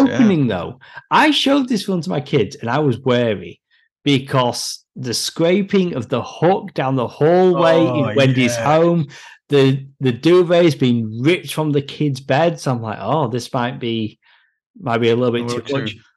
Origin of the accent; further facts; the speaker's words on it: United Kingdom; as a Brit